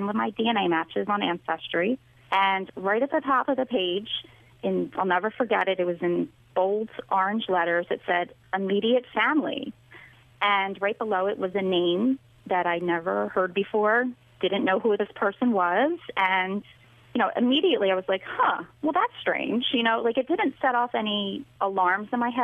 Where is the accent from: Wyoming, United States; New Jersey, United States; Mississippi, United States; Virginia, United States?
New Jersey, United States; southern; I grew up in southern New Jersey, right outside of Philadelphia